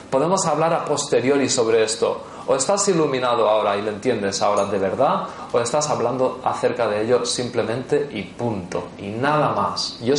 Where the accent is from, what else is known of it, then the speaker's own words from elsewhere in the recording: Portugal; Spanish is a second language; Como soy portuguesa, no consigo entender la palabra que estás diciendo.